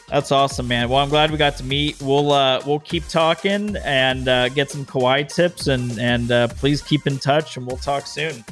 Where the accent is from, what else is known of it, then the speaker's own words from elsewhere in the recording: Las Vegas, Nevada, United States; moved away as an adult; also born or lived in Denver, Colorado; now in California, United States; I was born and raised in Vegas, went to U N L V